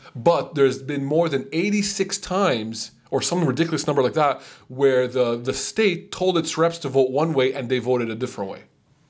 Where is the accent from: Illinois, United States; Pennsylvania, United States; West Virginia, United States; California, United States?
West Virginia, United States; I come from West Virginia.